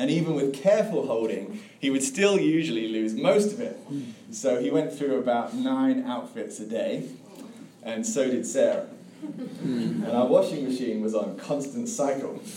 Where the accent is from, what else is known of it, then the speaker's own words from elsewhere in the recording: England, United Kingdom; now in Tallahassee, United States; as you can probably hear, I grew up in England